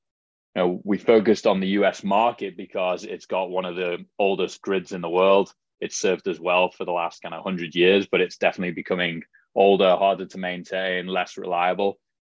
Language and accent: English; Liverpool, North West England, United Kingdom; accent: Scouse; also born or lived in Canada / Middle East / Australia; now in San Diego, United States; So my accent is definitely not a hardcore Scouse accent, as it would be referred to back home.